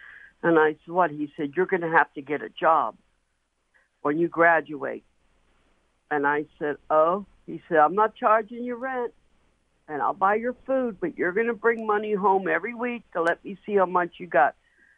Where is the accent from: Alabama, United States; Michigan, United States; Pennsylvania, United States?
Pennsylvania, United States; Pittsburgh; I was born and raised in the South Hills. During the 1970s, I was in high school.